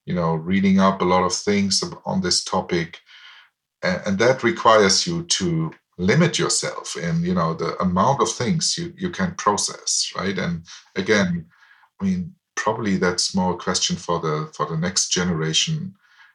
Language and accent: English; Aschaffenburg, Bavaria, Germany; English is a second language; moved away as an adult; also born or lived in Heidelberg, Germany; I was born in Germany in a town called Aschaffenburg, which is close to Frankfurt in the West.